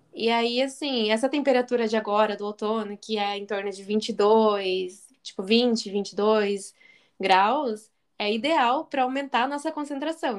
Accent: Paraná, Brazil; now in Japan; eu sou do Paraná

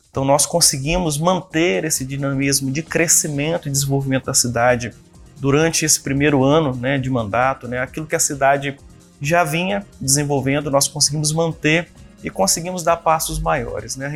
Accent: Viana, Espírito Santo, Brazil; eu nasci em Viana, né? Fui criado aqui, minha família toda é da cidade, minha família constituiu né, comércio aqui na cidade, família de comerciantes. Né? Hoje todos vivem aqui na cidade de Viana, inclusive eu

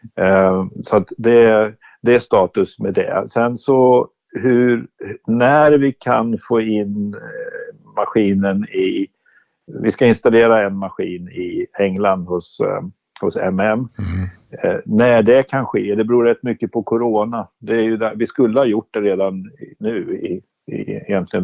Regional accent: Sörmland, Södermanland, Sweden; Jag är lantbrukarson från Sörmland

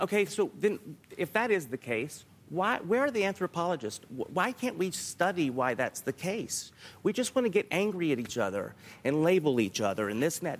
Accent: the South, United States; I'm from the South

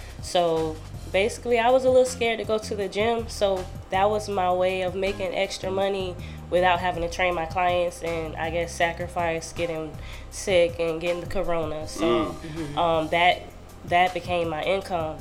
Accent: Sarasota, Florida, United States; I'm from Sarasota.

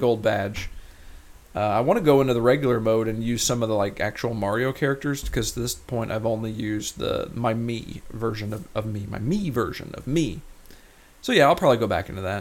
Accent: Rolla, Missouri, United States; moved away; my hometown of Rolla, Missouri

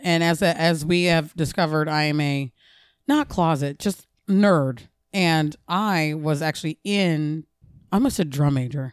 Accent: New Jersey, United States; I grew up in New Jersey

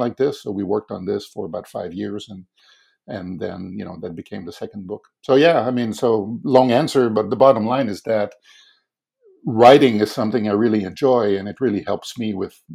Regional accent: Quebec City, Quebec, Canada; I grew up in Quebec City

